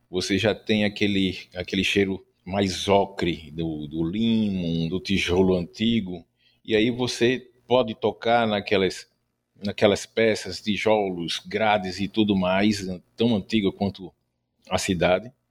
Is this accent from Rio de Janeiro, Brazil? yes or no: no; Recife, Pernambuco, Brazil; tenho 51 anos e sou do Recife Mal Assombrado.